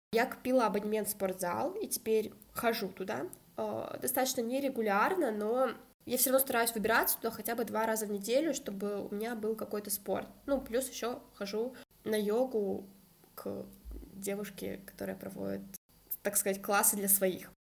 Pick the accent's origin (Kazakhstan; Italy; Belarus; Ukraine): Kazakhstan; moved away as an adult; also born or lived in Saint Petersburg, Russia; Родилась в Казахстане и переехала учиться в Петербург